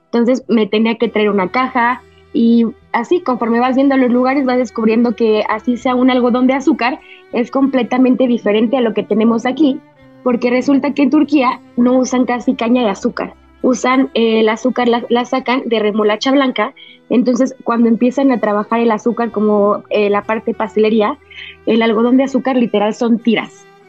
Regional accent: Mexico; como buena mexicana

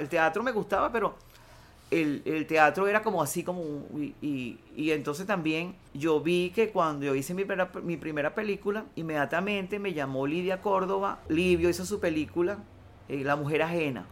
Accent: Venezuela; yo soy venezolano, yo sé cómo es el llano aquí

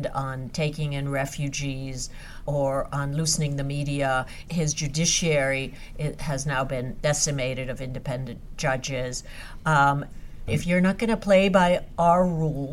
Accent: Hungary; first language Hungarian; English is a second language; it happens to be my homeland and Hungarian is my mother tongue

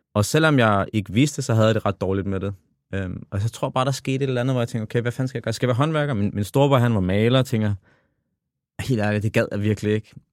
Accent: Copenhagen, Capital Region of Denmark, Denmark; jeg kommer jo fra The Hood, kommer fra Tingbjerg, og vokset op alene med min far

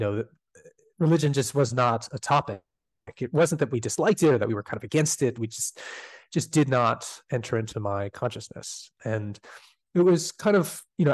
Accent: Canada; despite being Canadian

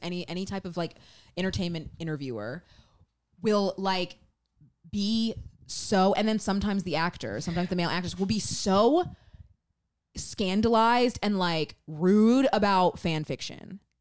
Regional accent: Memphis, Tennessee, United States; we're from Memphis.

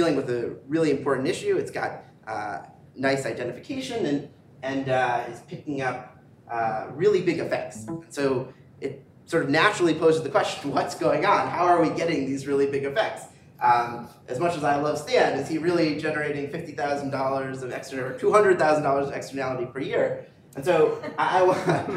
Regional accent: Cleveland, Ohio, United States; I grew up in Cleveland, and everyone I went to school with went to Ohio State in Columbus.

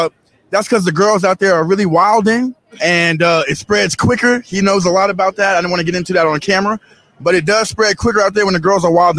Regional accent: Los Angeles, California, United States; I'm from LA.

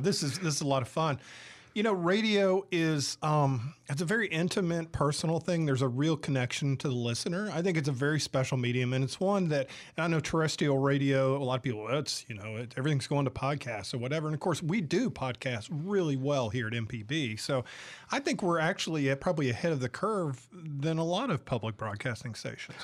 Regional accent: the South, United States; also born or lived in San Diego, California; now in Mississippi, United States; I'm from the South originally

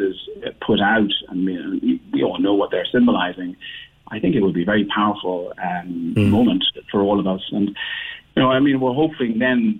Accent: Cork, Munster, Ireland; moved away; also born or lived in Dublin; I lived in Dublin. I'm from Cork. I lived in Dublin for many years.

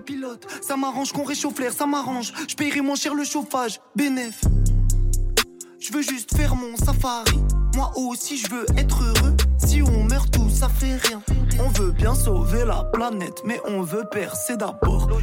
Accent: Rouen, Normandy, France; moved away as an adult; now in Paris, France; j'ai grandi à Rouen

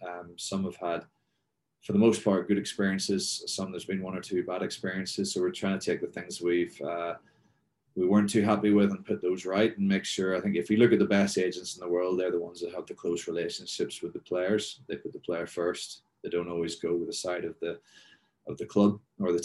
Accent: Northern Ireland, United Kingdom; moved away as an adult; also born or lived in Northampton / Belfast; now in Texas, United States; Northern Ireland's a great country. It'll always be home to me anyway.

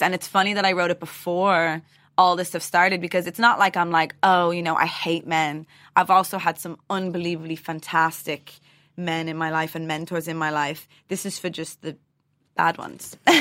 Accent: Dublin, Leinster, Ireland; the way I was raised in Dublin

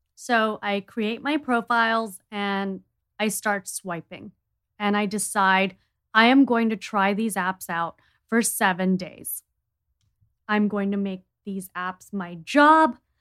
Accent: India; I'm from India

